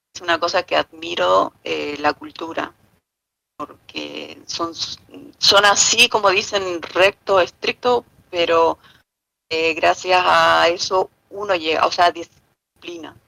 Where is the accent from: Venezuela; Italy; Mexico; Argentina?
Argentina; small town in Misiones; moved away as an adult; also born or lived in Oberá, Argentina / Buenos Aires, Argentina; now in Marbella, Spain; del pueblito de donde nací y crecí hasta los 22 años